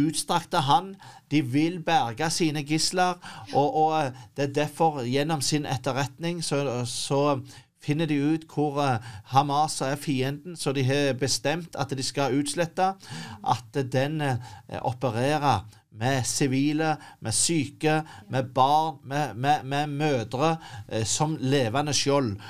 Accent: Norway; som nordmann

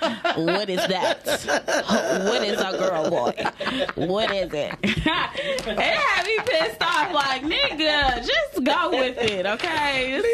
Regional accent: the South, United States; Y'all know I'm from the South

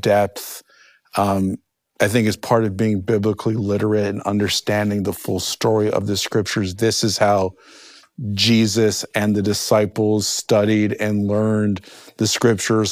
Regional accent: New Jersey, United States; I grew up in the Holy Land, New Jersey

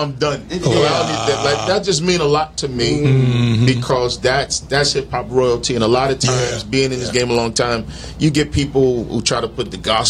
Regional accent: New Jersey, United States; also born or lived in Brooklyn, New York; I grew up in Jersey

